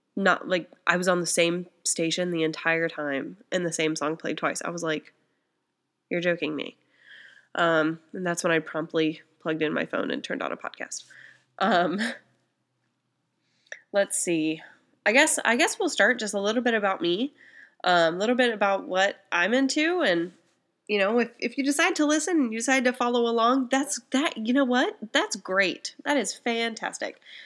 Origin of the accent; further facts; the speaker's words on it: small town Indiana, United States; I'm from Indiana. Um, from small town Indiana